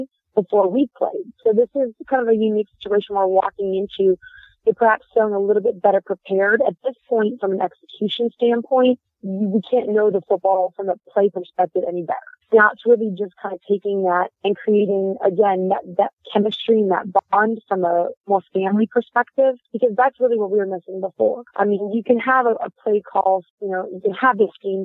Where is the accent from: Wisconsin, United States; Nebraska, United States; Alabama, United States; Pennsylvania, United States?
Pennsylvania, United States; outside of Pittsburgh; also born or lived in Miami / Tampa / Jacksonville; now in Atlanta, United States; I grew up outside of Pittsburgh